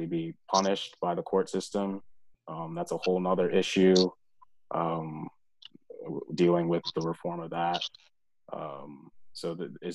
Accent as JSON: {"language": "English", "town": "Bowie", "region": "Maryland", "country": "United States", "tie": "born or raised there", "also_born_or_lived": "Winston-Salem, North Carolina / Dallas, Texas", "moved": "as an adult", "lives_now": "Minnesota, United States", "said": "I grew up in Bowie, Maryland"}